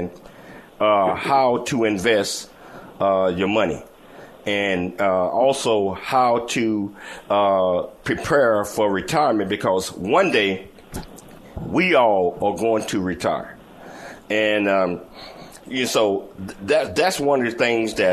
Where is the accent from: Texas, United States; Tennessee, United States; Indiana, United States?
Tennessee, United States; Chattanooga; accent: country and southern drawl; I'm from Chattanooga, Tennessee, so I got that country and southern drawl.